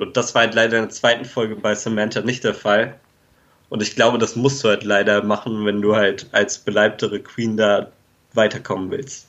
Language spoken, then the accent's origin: German; Germany; als Deutscher